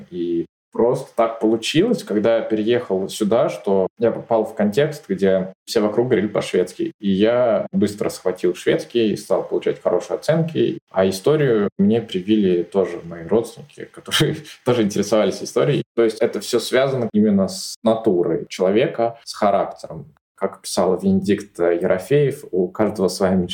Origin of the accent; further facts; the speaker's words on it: southern Sweden, Sweden; accent: southern Swedish dialect; У нас учителя могут говорить на своем диалекте. У меня южный шведский диалект. Он немного по произношению чем-то схож э, даже с датским